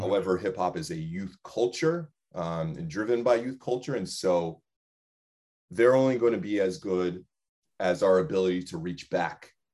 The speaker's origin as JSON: {"language": "English", "town": "West Haven", "region": "Connecticut", "country": "United States", "tie": "born or raised there", "said": "I grew up in West Haven, but I didn't grow up in a predominantly white space."}